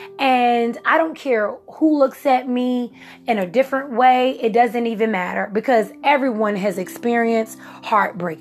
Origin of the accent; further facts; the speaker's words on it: Virginia, United States; moved away as an adult; now in South Carolina, United States; I'm from Virginia. And so when I moved from Virginia to South Carolina